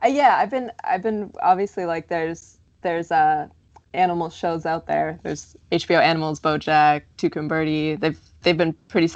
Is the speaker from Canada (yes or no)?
yes; Canada; now in United States; I'm Canadian